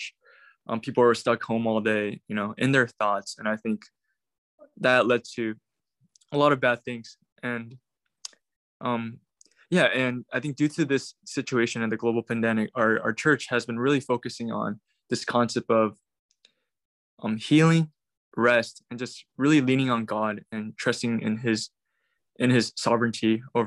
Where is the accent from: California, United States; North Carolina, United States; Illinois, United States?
California, United States; Irvine; moved away as an adult; also born or lived in South Korea; now in San Francisco, United States; I was born in Korea, but 2006, I immigrated to the U.S. With my parents. I basically grew up in Irvine, Orange County in Southern California.